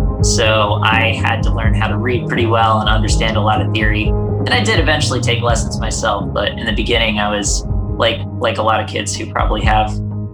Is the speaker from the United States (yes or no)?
yes; Charlotte, North Carolina, United States; also born or lived in Tampa, Florida; I've been as close to born and raised in Charlotte as you can be